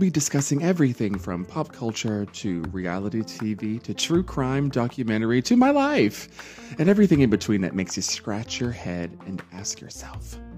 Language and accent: English; New York, United States; because me as a New Yorker, I was living in New York at the time